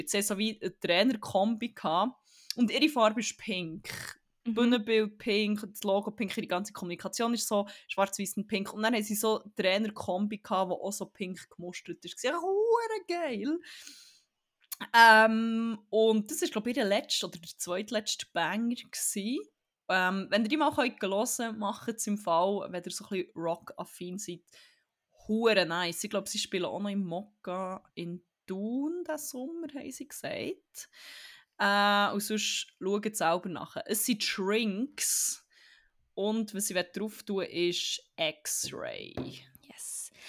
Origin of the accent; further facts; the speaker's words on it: Germany; Ich weiss, wir sind Zürcher und ich bin Deutsch.